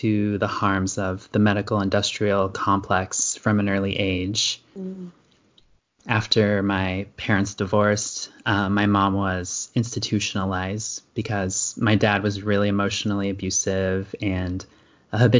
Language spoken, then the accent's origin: English; Indiana, United States; now in Pacific Coast, United States; I grew up in Indiana in a conservative small town